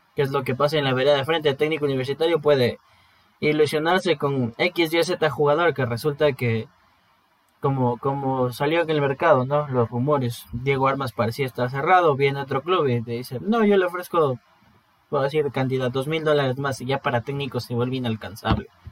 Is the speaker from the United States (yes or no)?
no; Ecuador; todos somos hermanos ecuatorianos